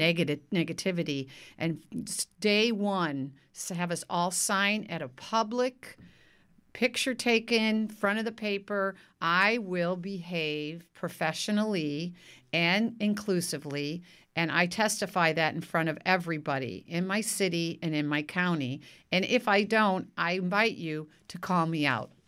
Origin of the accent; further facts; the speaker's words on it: Park Forest, Illinois, United States; now in Novato, United States; I was born and raised in the Midwest outside of Chicago in a place called Park Forest, Illinois